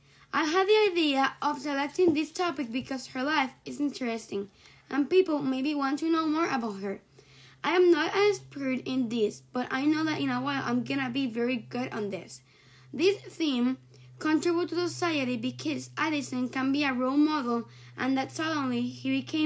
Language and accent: English; Puerto Rico; English is a second language; I have 12 years old and I am from Puerto Rico.